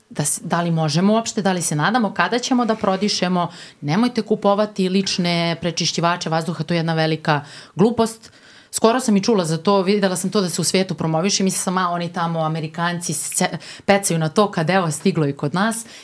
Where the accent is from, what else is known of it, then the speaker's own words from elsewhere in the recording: Omoljica, Vojvodina, Serbia; ja sam inače iz Omoljice